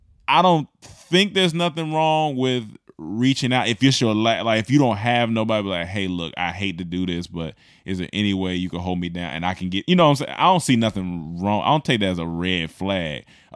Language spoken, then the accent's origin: English; Seattle, Washington, United States; I am from Seattle when he was talking about the umbrella, born and raised.